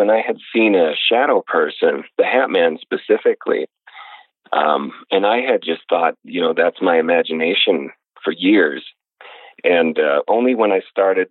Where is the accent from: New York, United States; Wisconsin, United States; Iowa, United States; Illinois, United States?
Wisconsin, United States; the house I grew up in Wisconsin